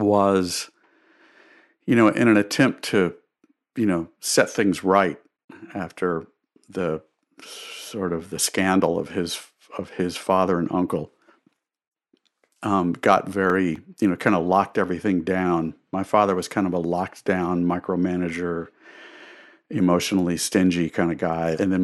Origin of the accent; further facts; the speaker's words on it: the South, United States; now in New York City, United States; I've lived most of my life in New York City, and yet, I feel this deep connection with the South. I'm a Southerner.